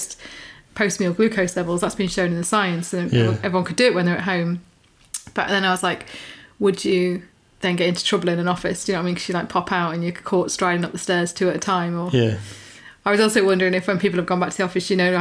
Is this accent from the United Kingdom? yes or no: yes; United Kingdom; as in British